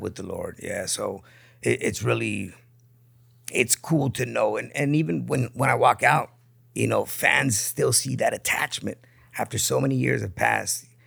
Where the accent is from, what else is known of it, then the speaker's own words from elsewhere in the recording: Tijuana, Baja California, Mexico; also born or lived in San Diego; grew up in Tijuana.